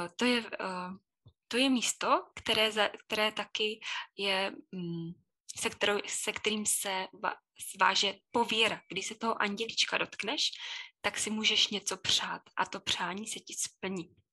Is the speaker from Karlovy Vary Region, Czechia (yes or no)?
yes; Chodov, Karlovy Vary Region, Czechia; moved away as an adult; also born or lived in Plzeň, Czech Republic; now in Všeruby, Czech Republic; Původně jsem z Chodova, to je u Karlových